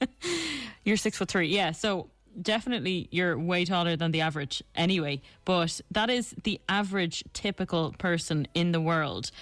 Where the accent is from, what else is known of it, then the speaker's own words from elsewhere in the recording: Ireland; Being Irish, we are in the minority